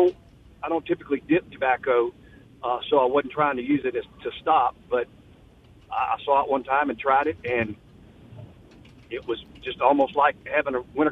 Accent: Indianola, Mississippi, United States; I'm from Indianola. I'm just passing through Edinburgh between Carthage and Philadelphia.

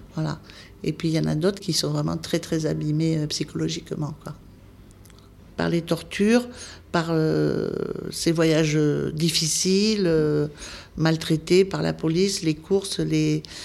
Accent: Cahors, Occitania, France; moved away as an adult; also born or lived in Paris; je suis de Cahors, donc je jouais pour la ville de Cahors pendant ben, jusqu'à que je monte à Paris, à l'école infirmière, voilà, jusqu'à l'âge de 20 ans

